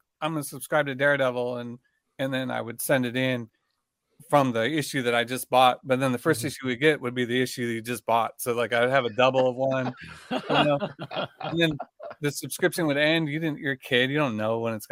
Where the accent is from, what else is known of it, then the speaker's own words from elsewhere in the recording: Lexington, Missouri, United States; moved away; also born or lived in Chicago; I grew up in a small town, Lexington, Missouri, which is like an hour outside of Kansas City